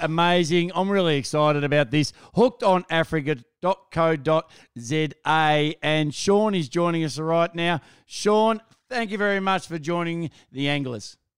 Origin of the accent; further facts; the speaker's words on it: Australia; just being an Aussie